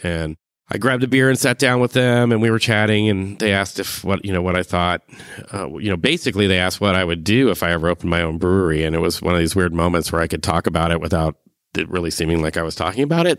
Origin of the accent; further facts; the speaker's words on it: Cupertino, California, United States; moved away as an adult; now in Eugene, United States; I'm from Cupertino, California to Eugene to be a duck